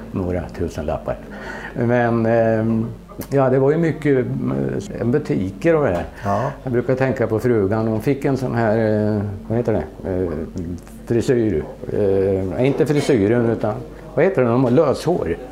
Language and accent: Swedish; Sweden; also born or lived in Netherlands; jag är svensk